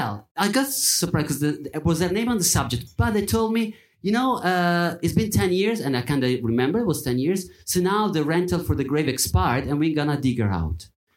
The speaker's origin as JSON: {"language": "English", "country": "Italy", "tie": "born or raised there", "moved": "yes", "said": "I was born on the Day of the Dead in Italy."}